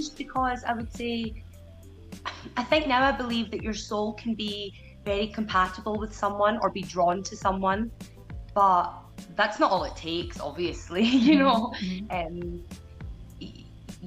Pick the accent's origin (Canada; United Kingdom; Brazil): United Kingdom; Glasgow, Scotland; I'm from Glasgow. I still live in Glasgow.